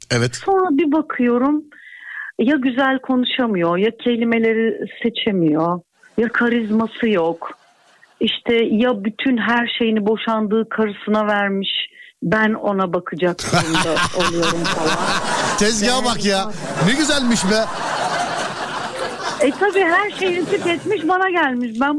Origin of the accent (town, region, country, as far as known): Edirne, Turkey